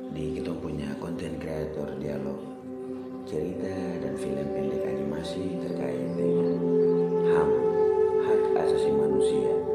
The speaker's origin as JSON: {"language": "Indonesian", "region": "Papua", "country": "Indonesia", "said": "saya orang Papua"}